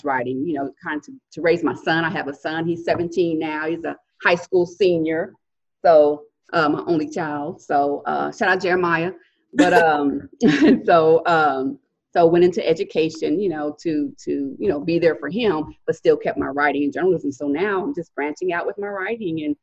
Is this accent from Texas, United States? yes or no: yes; Dallas, Texas, United States; I was born and raised in Dallas, in the Metroplex, the DFW